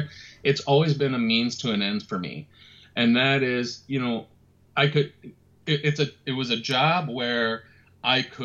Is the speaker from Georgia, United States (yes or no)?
no; Minneapolis, Minnesota, United States; I'm Minneapolis born and raised